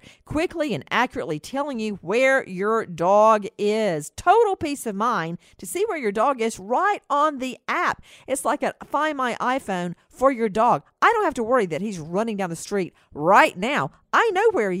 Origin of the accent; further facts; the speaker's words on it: Macon, Georgia, United States; my hometown, Macon, Georgia